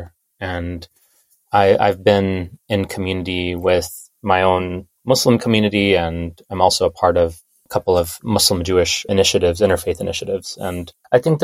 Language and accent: English; India; now in United States; I'm an immigrant from India myself